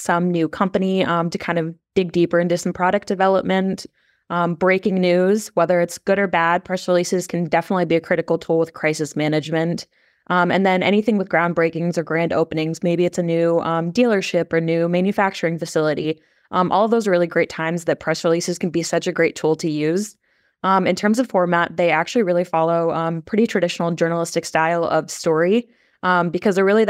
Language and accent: English; Des Moines, Iowa, United States; like she said, I'm from Des Moines, Iowa, and work on a PR and content strategy team.